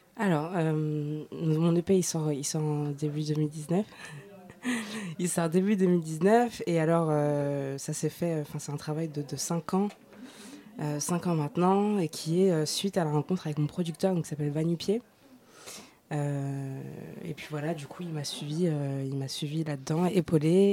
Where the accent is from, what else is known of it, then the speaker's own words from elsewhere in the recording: Noisy-le-Grand, Île-de-France, France; là où j'ai grandi, à Noisy-le-Grand